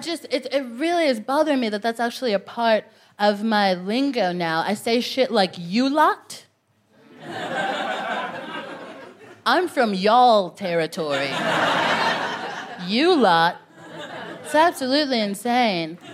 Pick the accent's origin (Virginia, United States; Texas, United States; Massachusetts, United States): Texas, United States; now in London, United Kingdom; I'm from Texas, which is a bad place.